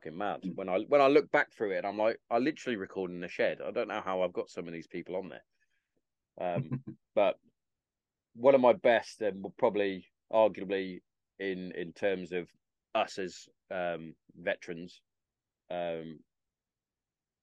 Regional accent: Hereford, West Midlands, United Kingdom; accent: Herefordian; moved away as an adult; also born or lived in Carterton / Bury St Edmunds; I grew up in Hereford.

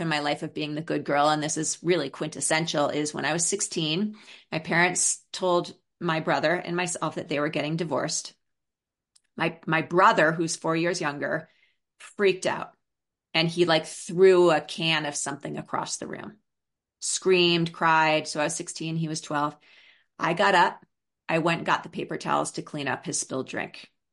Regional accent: New York City, New York, United States; I grew up in New York City in Brooklyn

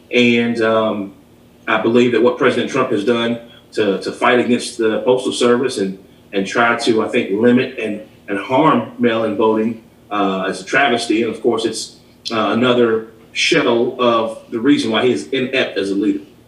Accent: Lexington, Kentucky, United States; also born or lived in Alabama; born and raised here in Lexington, lived in Alabama for about four years during high school, came back

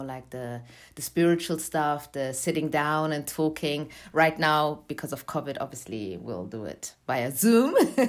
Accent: Germany; moved away as an adult; also born or lived in Eritrea (parents); now in London, United Kingdom; I was born in Germany, but my parents are from Eritrea, and I moved to London, UK, to study music

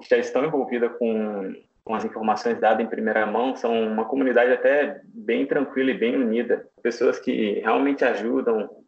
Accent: São João del Rei, Minas Gerais, Brazil; now in Belo Horizonte, Brazil; sou natural de São João del Rei, interior sul de Minas, mas moro em Belo Horizonte.

